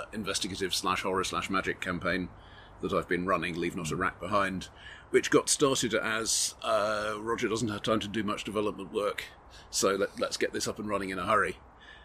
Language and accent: English; United Kingdom; I'm British.